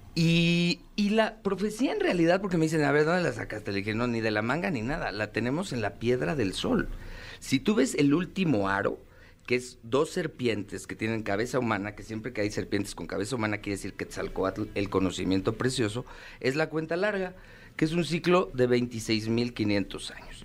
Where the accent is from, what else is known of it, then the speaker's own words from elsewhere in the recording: Mexico; como mexicano